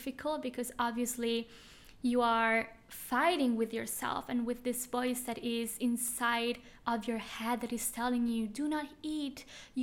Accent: Switzerland; moved away as an adult; now in Bali, Indonesia; I am from Switzerland

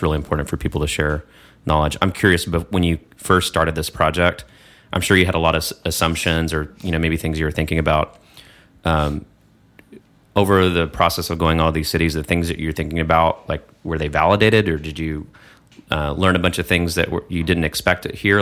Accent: Texas, United States; moved away; also born or lived in New York; I'm from Texas

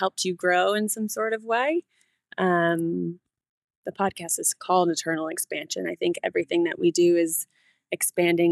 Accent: California, United States; also born or lived in Ohio / Chicago; now in St. Louis, United States; Originally California

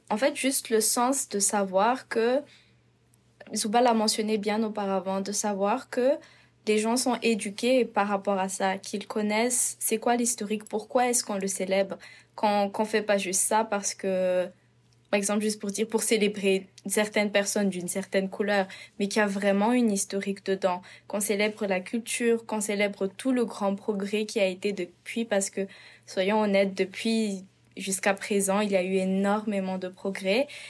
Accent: Madagascar; moved away as an adult; now in Prince George, Canada; je viens de Madagascar. Euh, je suis arrivée au Canada, Prince georges il y a de cela deux ans.

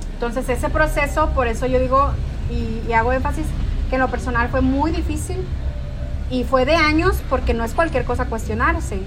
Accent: northern Mexico, Mexico; soy mexicana, soy norteña

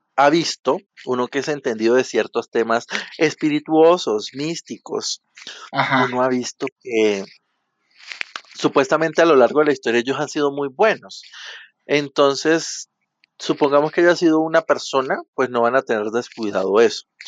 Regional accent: Venezuela; now in Bogotá, Colombia; yo soy venezolano, pero vivo en Bogotá

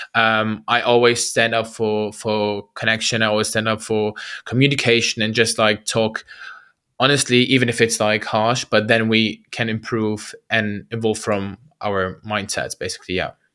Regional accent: Germany; also born or lived in Baghdad, Iraq; I was born in Baghdad, Iraq, and, uh, moved to Germany, uh, when I was, I think, two years old

